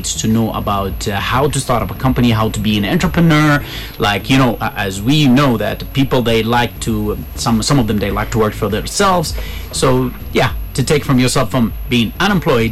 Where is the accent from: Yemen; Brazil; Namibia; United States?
Yemen; moved away as an adult; now in Ethiopia; I grew up in Yemen